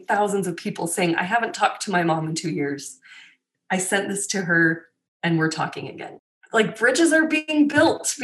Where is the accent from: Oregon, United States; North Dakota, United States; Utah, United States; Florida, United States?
Utah, United States; I have pioneer ancestry, but I grew up in Utah